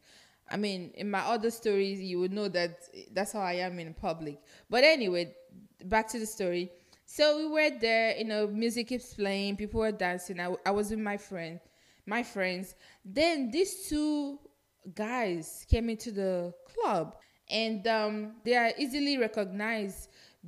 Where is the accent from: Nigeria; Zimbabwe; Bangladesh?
Nigeria; moved away; I'm Nigerian. If you're listening to this podcast long enough, you should know I'm Nigerian, because I am proud Nigerian too. I'm proud of my origin